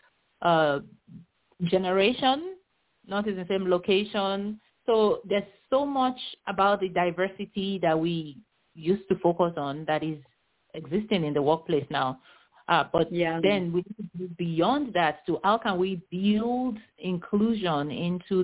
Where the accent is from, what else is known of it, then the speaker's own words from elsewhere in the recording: Nigeria; now in United States; I grew up in Nigeria